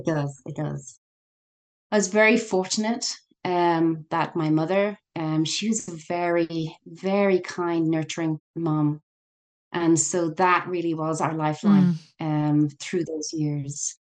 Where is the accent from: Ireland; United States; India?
Ireland; Yes, it does mortify us as Irish.